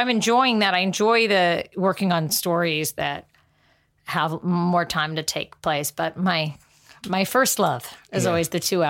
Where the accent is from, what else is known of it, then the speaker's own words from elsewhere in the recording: California, United States; We grew up in the Valley and my parents were getting divorced and my mom would drop me and my sister off at the Fox Pepper Tree and out in Northridge.